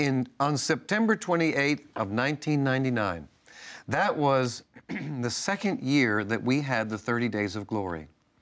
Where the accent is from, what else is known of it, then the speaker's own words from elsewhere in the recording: Northeast, United States; See, I grew up in the Northeast.